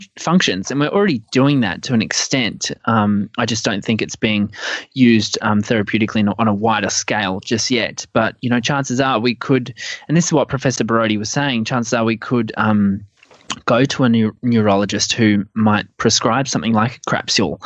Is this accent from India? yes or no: no; Adelaide, South Australia, Australia; moved away; Adelaide's my hometown